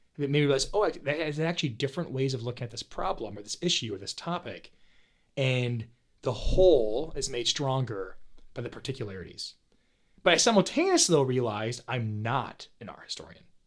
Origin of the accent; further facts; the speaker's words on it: Paw Paw, Michigan, United States; I grew up in Paw Paw, Michigan